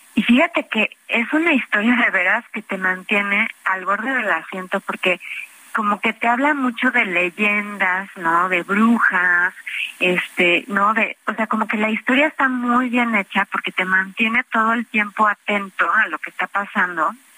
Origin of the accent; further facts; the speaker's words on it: Mexico; somos cuatro mexicanos